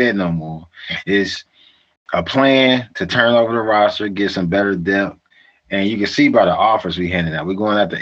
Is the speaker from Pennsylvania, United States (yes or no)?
no; Louisiana, United States; I'm from Louisiana